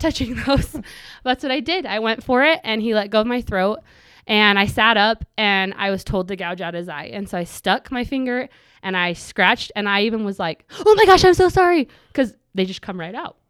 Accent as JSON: {"language": "English", "town": "Pleasant Grove", "region": "Utah", "country": "United States", "tie": "born or raised there", "also_born_or_lived": "Cedar City, Utah", "said": "I grew up here in Pleasant Grove, just in Utah County."}